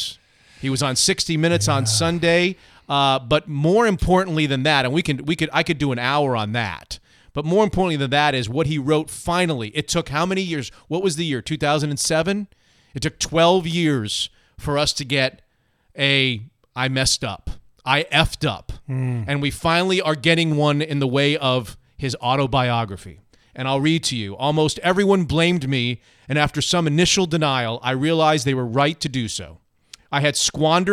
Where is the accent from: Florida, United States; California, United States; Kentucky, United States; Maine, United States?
Florida, United States; South; moved away as an adult; also born or lived in Washington, D.C.; now in Seattle, United States; I grew up in South Florida.